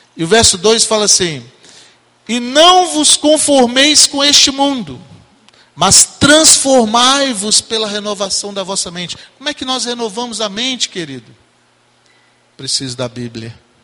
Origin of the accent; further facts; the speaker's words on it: Minas Gerais, Brazil; moved away; nós somos mineiros